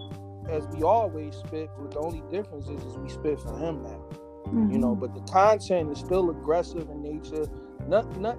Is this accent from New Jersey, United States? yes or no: yes; Newark, New Jersey, United States; We represent Jersey. We came together in Newark, New Jersey. That's our origin